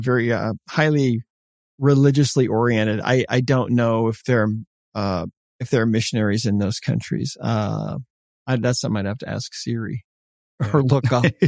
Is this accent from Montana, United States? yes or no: yes; Montana, United States; also born or lived in Italy; I'm Montana.